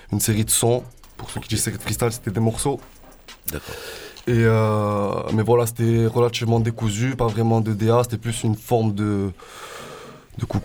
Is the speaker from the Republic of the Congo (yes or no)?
no; Marseille, Provence-Alpes-Côte d'Azur, France; also born or lived in Aubagne area; moi j'ai grandi à La Plaine. Après je suis parti de Marseille, je suis parti aux alentours d'Aubagne dans un petit village